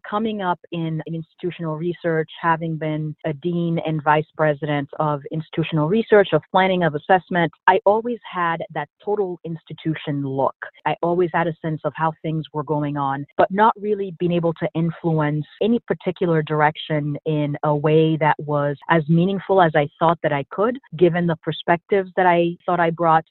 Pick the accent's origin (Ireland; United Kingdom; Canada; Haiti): Haiti; Port-au-Prince, Ouest; also born or lived in Boston, United States; now in United States; So I'm originally from Haiti, grew up in Port-au-Prince, and spent the 12 years after we moved to the U.S. living in Boston